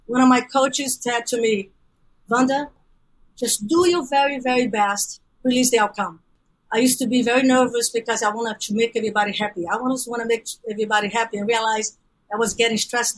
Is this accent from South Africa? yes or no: no; Brazil; English is a second language; moved away as an adult; also born or lived in Central Valley, California; now in United States; I'm originally from Brazil.